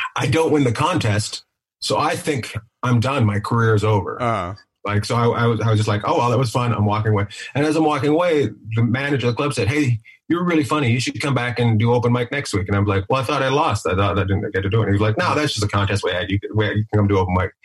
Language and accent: English; Terrace, British Columbia, Canada; born or raised there